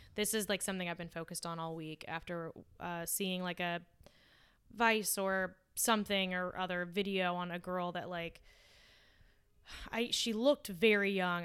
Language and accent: English; La Puente, California, United States; I come from Lapuente, which is now kind of gentrif-, satisfied